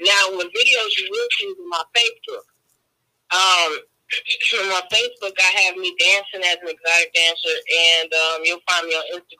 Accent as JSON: {"language": "English", "area": "Atlantic City", "region": "New Jersey", "country": "United States", "also_born_or_lived": "Jamaica (part ancestry)", "moved": "as an adult", "lives_now": "Houston, United States", "said": "I'm actually from Atlanta, New Jersey, and I'm located in Houston, Texas, since 2011."}